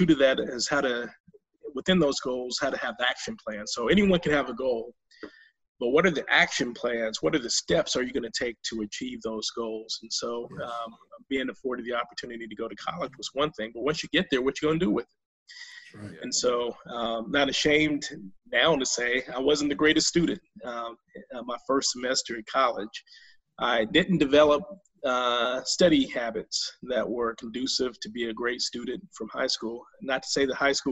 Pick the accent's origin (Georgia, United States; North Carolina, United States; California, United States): North Carolina, United States; High Point; I'm growing up in High Point in that work ethic